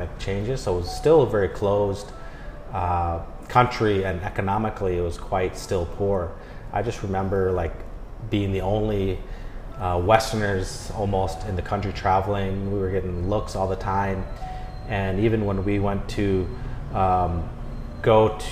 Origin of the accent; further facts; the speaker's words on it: Minnesota, United States; moved away as an adult; also born or lived in China; I'm actually Vietnamese-American who grew up, born and raised in Minnesota, which is northern in the U.S. near the Canadian border